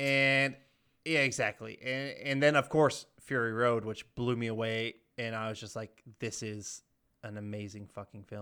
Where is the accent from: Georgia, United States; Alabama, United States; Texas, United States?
Georgia, United States; I'm from Georgia